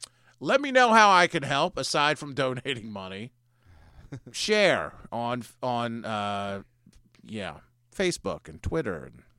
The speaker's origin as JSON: {"language": "English", "town": "Prince George's County", "region": "Maryland", "country": "United States", "said": "I'm actually from Prince George's County, but the survey would not scroll down past MoCo."}